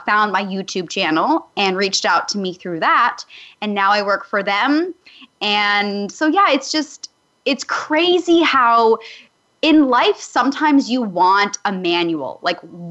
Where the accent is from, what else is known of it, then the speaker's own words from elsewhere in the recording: Calgary, Alberta, Canada; moved away as an adult; I'm a small town girl from Calgary, Alberta, Canada